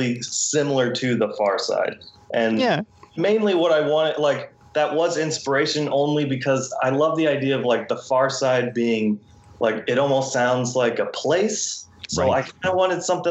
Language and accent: English; Southern California, United States; I am from Southern California